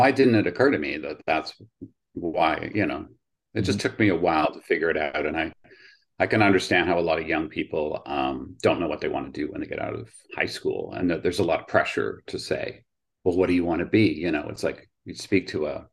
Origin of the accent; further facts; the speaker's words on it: Oshawa, Ontario, Canada; also born or lived in England; I grew up in Oshawa, which is just east of Toronto